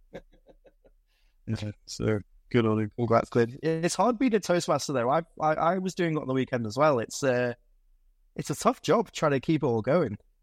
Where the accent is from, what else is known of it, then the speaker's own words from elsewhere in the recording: Lancashire, North West England, United Kingdom; also born or lived in Stoke-on-Trent; I was born in Stoke, but I was raised up in, uh, in, in, uh, the River Valley up in Lancashire.